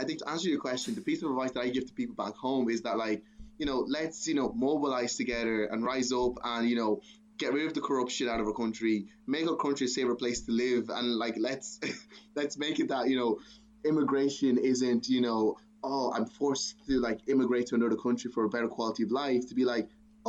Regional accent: Nigeria; now in Ireland; Obviously, I'm Nigerian first because I was born in Nigeria, but like, you know, I've also been in Ireland or lived in Europe for like the last 20 years. So I would see myself as like Irish first and then Nigerian.

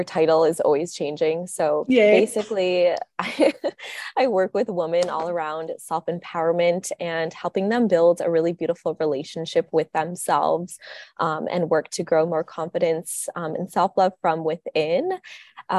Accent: Minnesota, United States; I'm from Minnesota too

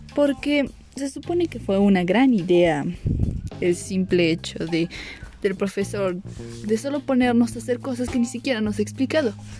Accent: Mexico; yo soy de México

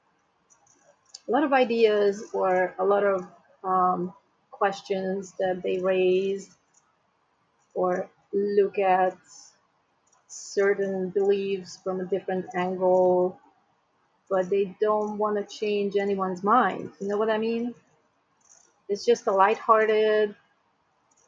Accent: Hungary; now in United States; I am originally from Hungary, and I have friends back home who watch the show

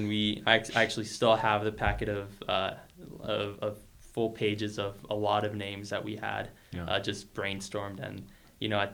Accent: Longmont, Colorado, United States; I was born here in Longmont back in 2001 over at the hospital

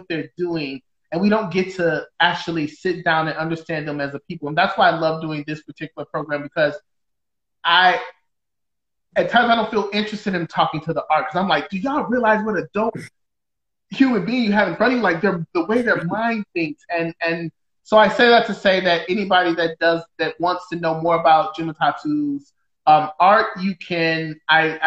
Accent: Detroit, Michigan, United States; now in Seattle, United States; I'm from Detroit. I live in Seattle.

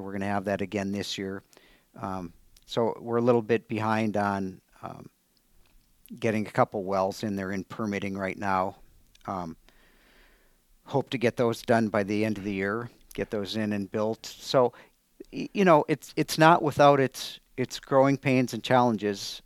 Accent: Superior, Wisconsin, United States; moved away as an adult; also born or lived in Madison, Wisconsin / Alaska; now in Altoona, United States; I grew up in Superior

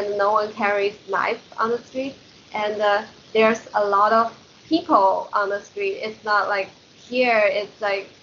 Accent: Shanghai, China; moved away as an adult; also born or lived in College Park, Maryland; now in Washington, DC, United States; I grew up in Shanghai

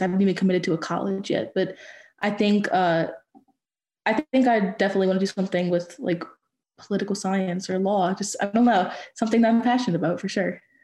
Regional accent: Louisiana, United States; I'm from Louisiana

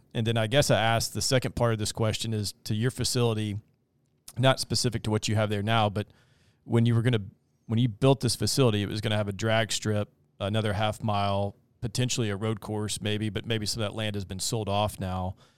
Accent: Dover, Delaware, United States; this is my hometown

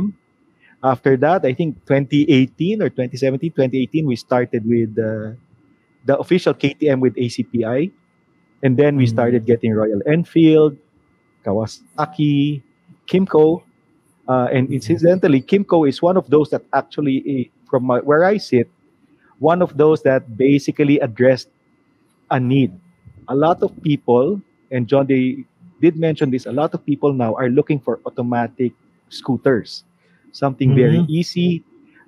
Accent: Manila, Metro Manila, Philippines; I'm from Manila.

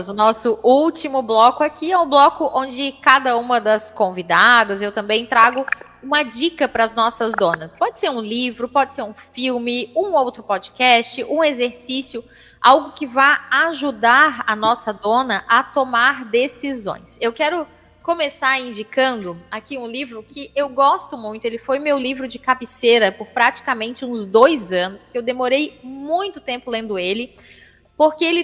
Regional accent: São Paulo, Brazil; Eu não, eu sou de São Paulo

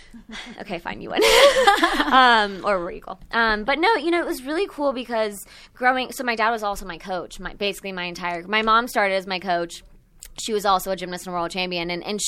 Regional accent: Texas, United States; moved away as an adult; also born or lived in Moscow, Russia; now in Los Angeles, United States; I grew up in Texas

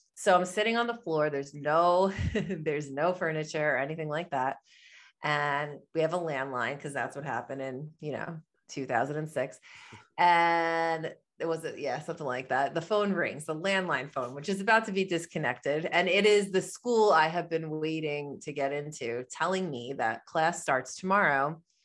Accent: New York, United States; I am from New York, that's where I am right now. I live in Long Island

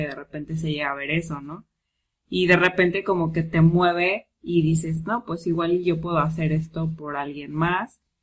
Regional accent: Mexico; como todo mexicano

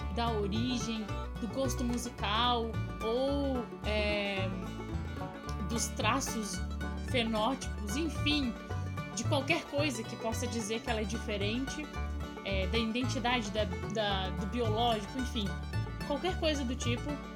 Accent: Florianópolis, Santa Catarina, Brazil; Eu consegui uma bolsa numa escola particular, lá em Florianópolis, imagina Floripa, no sul do Brasil

